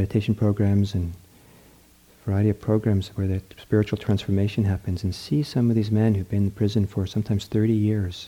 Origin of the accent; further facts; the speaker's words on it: Norway; moved away; back in the country I was born in Norway